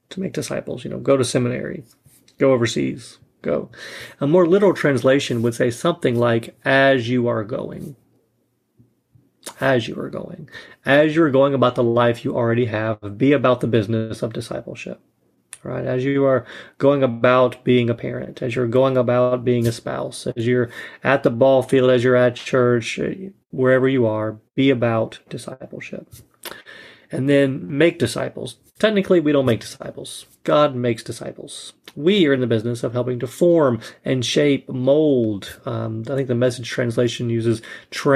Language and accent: English; North Georgia, United States; moved away; Originally, I am from North Georgia